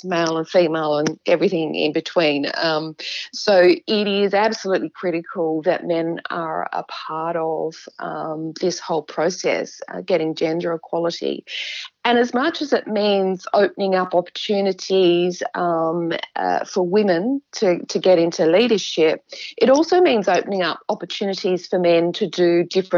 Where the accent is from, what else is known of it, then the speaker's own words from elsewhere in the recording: Adelaide, South Australia, Australia; I grew up in Adelaide, but I had a very safe, comfortable upbringing.